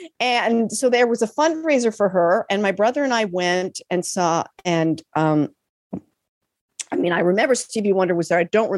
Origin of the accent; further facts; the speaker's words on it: Los Angeles, California, United States; I grew up in Los Angeles in the South Bay.